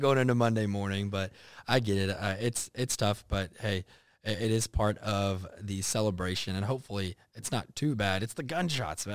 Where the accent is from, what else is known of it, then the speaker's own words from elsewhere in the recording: Texas, United States; now in Savannah, United States; obviously hot growing up in Texas